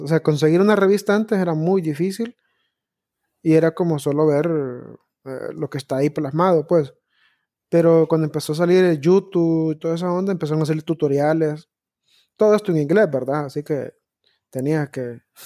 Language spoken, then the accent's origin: Spanish; Honduras; como todo hondureño, tengo un primo deportado